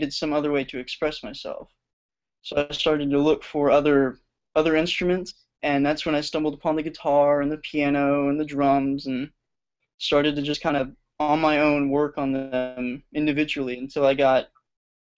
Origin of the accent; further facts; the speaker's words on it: Wills Point, Texas, United States; my hometown, which is Wills Point.